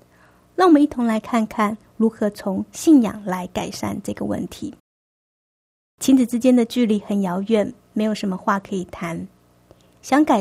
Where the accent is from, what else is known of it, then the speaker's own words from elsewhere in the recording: China; 我们中国人的个性是一个含蓄保守的个性